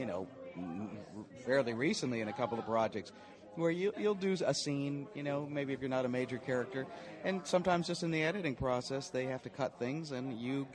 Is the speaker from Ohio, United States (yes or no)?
no; Los Angeles, California, United States; I was born in Hollywood